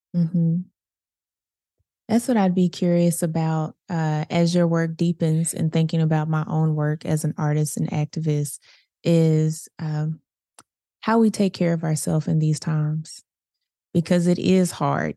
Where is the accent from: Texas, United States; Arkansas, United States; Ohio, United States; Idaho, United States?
Arkansas, United States; Little Rock; I grew up in Southwest Little Rock